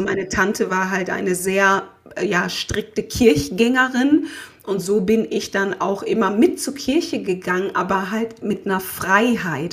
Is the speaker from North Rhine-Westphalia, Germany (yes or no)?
yes; Essen, North Rhine-Westphalia, Germany; also born or lived in Haan / Erkrath / Ghana; Ich bin in Essen-Krei aufgewachsen, bin dann dort, dort zur Schule gegangen